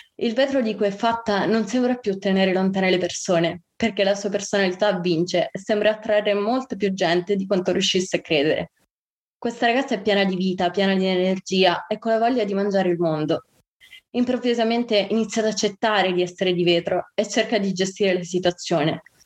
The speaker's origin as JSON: {"language": "Italian", "region": "Sicily", "country": "Italy", "also_born_or_lived": "Bologna", "moved": "as an adult", "said": "io sono siciliana, vivo, eh, ho vissuto a Bologna per l'università"}